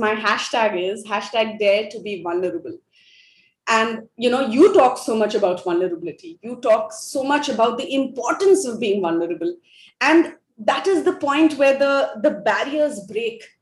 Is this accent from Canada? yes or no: no; Ranchi, Jharkhand, India; first language Hindi; English is a second language; moved away as an adult; also born or lived in Delhi / Mumbai / Bangalore / United States; I'm from India, born and raised in Ranchi